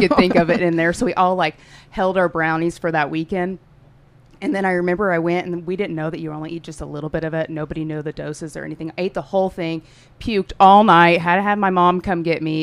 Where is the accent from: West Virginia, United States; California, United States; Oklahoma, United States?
Oklahoma, United States; Tulsa; I'm from Tulsa. Born and raised, lived here my whole entire life